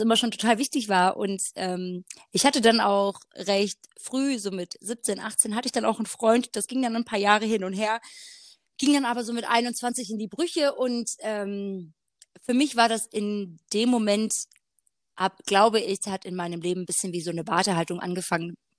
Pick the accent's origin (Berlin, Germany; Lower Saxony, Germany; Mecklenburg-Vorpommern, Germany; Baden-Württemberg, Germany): Baden-Württemberg, Germany; Black Forest; moved away as an adult; also born or lived in Hanover; seit ich jetzt wieder hier bin, im Schwarzwald wieder, ich bin vor einem Jahr zurückgezogen, ähm, wieder in meine Heimatstadt